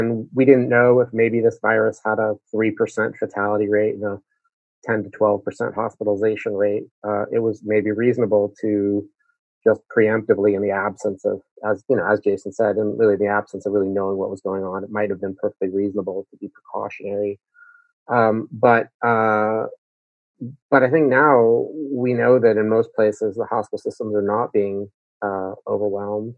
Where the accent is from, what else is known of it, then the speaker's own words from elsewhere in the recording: Montreal, Quebec, Canada; moved away; I grew up in Montreal